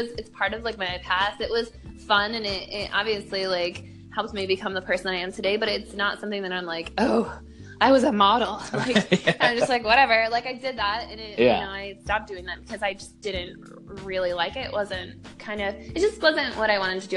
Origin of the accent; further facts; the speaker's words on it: near Detroit, Southeast Michigan, United States; I hail from Southeast Michigan. I'm from a small town, like right outside Detroit. And you know, like I was in school, I was in high school